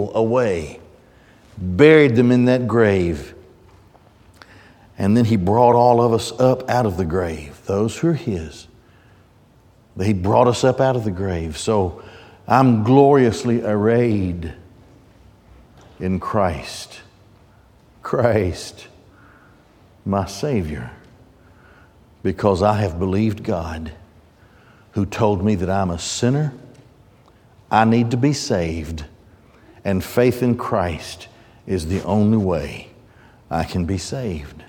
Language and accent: English; United States; I'm an American